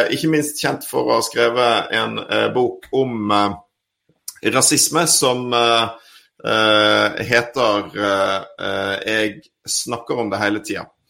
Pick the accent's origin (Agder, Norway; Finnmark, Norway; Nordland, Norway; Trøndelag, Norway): Nordland, Norway; Bodø; born there; Jeg er født i Bodø.